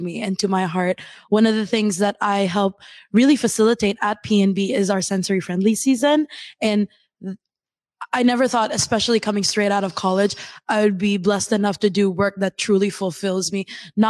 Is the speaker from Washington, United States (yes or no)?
yes; Redmond, Washington, United States; also born or lived in Philippines / Maine; I immigrated from the Philippines to this greater Seattle area. So I actually grew up in Redmond